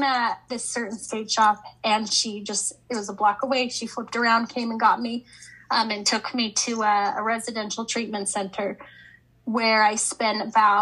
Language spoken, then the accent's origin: English; Highland, Utah, United States; I grew up in Highland, Utah